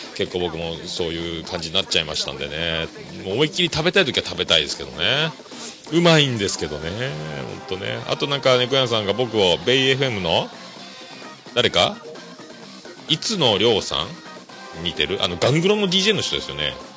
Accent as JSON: {"language": "Japanese", "region": "Kyushu", "country": "Japan", "said": "九州男児なんですかね、僕はね"}